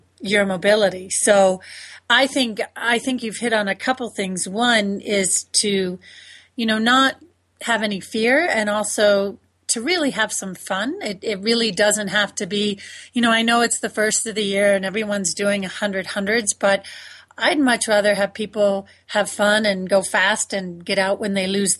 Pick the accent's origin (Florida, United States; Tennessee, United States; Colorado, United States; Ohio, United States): Florida, United States; I grew up in Florida